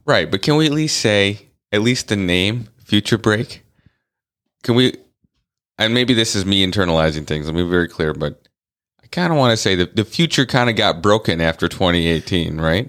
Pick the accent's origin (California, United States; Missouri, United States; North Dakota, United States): North Dakota, United States; I grew up in the Midwest. I was born in the Midwest. Um, I was born in North Dakota